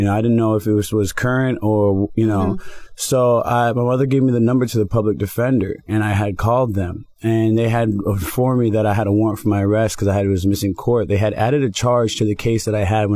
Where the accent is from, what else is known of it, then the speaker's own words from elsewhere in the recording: Broward, Florida, United States; moved away as an adult; now in Miami, United States; Miami is a big transition for me. I'm from Broward